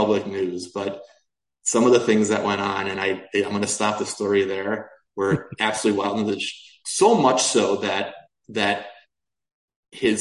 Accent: Detroit, Michigan, United States; I grew up in Detroit

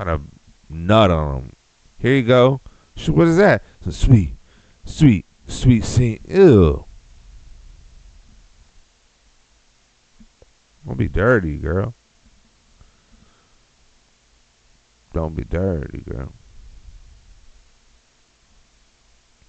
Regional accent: Texas, United States; now in Austin, United States

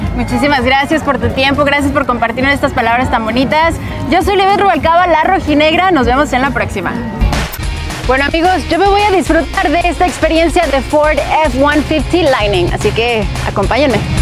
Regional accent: Mexico

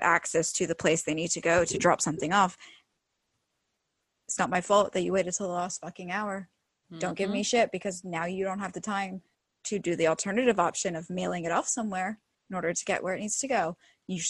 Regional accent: United Kingdom; now in United States; I'm British

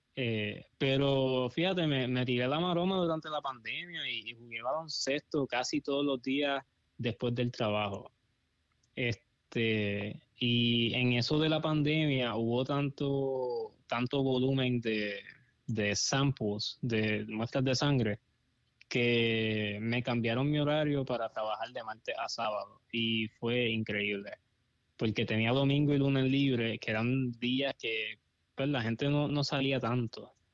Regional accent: Puerto Rico; moved away as an adult; also born or lived in Los Angeles; now in Coachella, United States; me mudé de Puerto Rico porque no había trabajo.

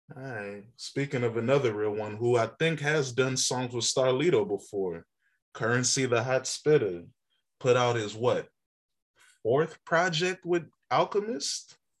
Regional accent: Alexandria, Virginia, United States; also born or lived in Lorton, Virginia / Dumfries, Virginia; as a Northern Virginian from Alexandria, Lorton, I used to live in Triangle Dumfries.

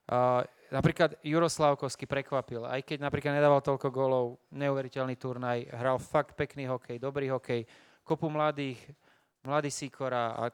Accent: Slovakia; však my sme Slováci

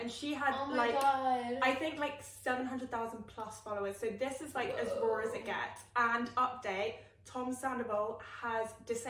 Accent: United Kingdom; also born or lived in London; I am British through and through. But we're both living in London.

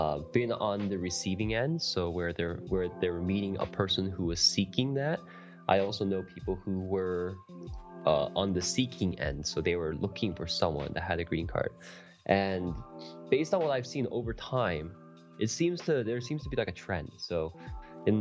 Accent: Canada; also born or lived in South Korea; I was actually born in Korea, but I moved at a really young age, and I am Canadian, so I'm not American

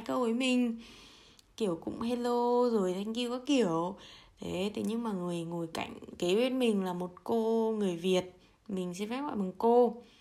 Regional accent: Vietnam; moved away as an adult; now in Germany; từ bé đến lớn thì chủ yếu là mình đi tàu mình đi ô tô mình đi du lịch trong việt nam thôi chứ mình cũng chưa bao giờ ra khỏi lãnh thổ việt nam bao giờ cả

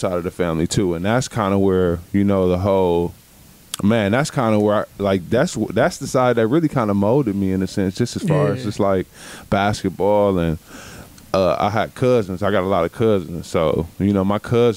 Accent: Milwaukee, Wisconsin, United States; I was born and raised here in Milwaukee, Wisconsin, on the north side

